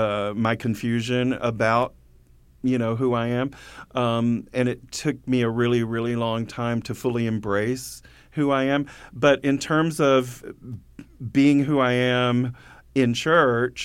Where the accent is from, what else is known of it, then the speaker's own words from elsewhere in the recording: Muscle Shoals, Alabama, United States; I grew up in Muscle Shoals, Alabama